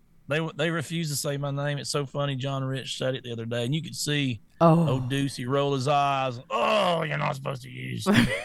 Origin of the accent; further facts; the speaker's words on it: the South, United States; I was raised in the South